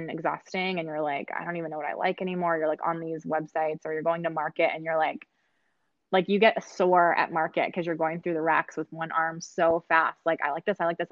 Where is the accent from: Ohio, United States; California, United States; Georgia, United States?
California, United States; I'm from California